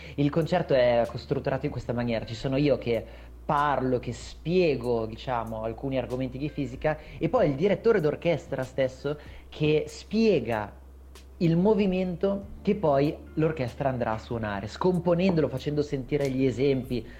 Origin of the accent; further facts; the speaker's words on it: Milan, Lombardy, Italy; now in Brianza, Italy; io comunque sono nato a Milano, sono cresciuto a Milano per, insomma, fino, fino a pochi anni fa, adesso abito comunque in Brianza